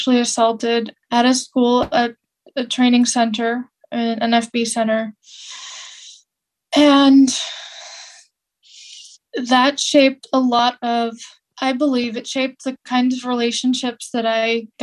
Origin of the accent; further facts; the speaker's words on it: California, United States; where I grew up in California